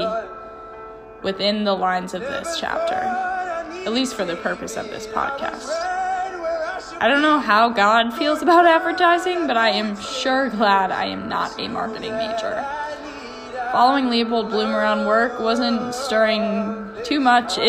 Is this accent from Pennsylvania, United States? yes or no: yes; Pennsylvania, United States; moved away; I was from Pennsylvania